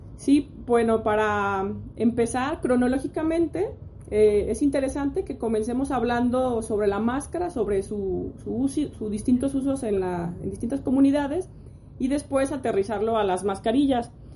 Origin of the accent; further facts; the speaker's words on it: Mexico; nosotros como mexicanos